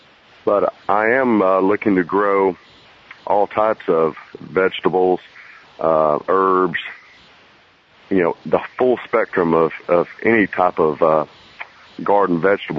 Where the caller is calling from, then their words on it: Birmingham, Alabama, United States; I'm calling from near Birmingham, Alabama.